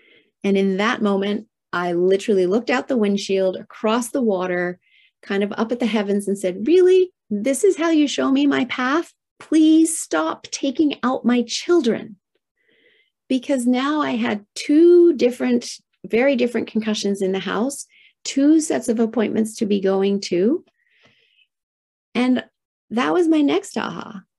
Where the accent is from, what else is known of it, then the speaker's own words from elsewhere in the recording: Tokyo, Japan; And I was raised in Tokyo, Japan in the 1970s. Heyday of manufacturing plants spewing out toxins into the atmosphere.